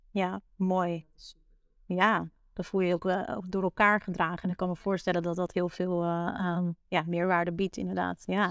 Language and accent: Dutch; Netherlands; voor ons als Nederlanders